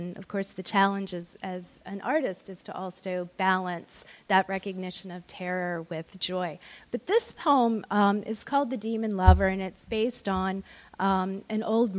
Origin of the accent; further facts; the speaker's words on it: Maryland, United States; I was raised just outside of Andrews Air Force Base, so I'm a Cold War kid